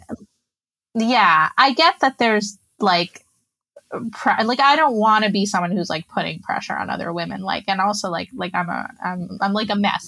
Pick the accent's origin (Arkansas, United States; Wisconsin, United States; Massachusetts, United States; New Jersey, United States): New Jersey, United States; moved away as an adult; now in Israel; I grew up in New Jersey. My mom's Israeli and my dad's American